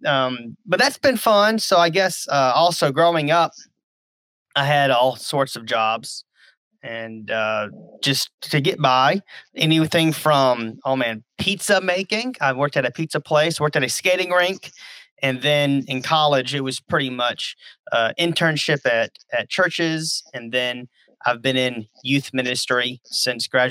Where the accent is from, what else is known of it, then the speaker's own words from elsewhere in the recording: Baton Rouge, Louisiana, United States; I was born in Baton Rouge, Louisiana.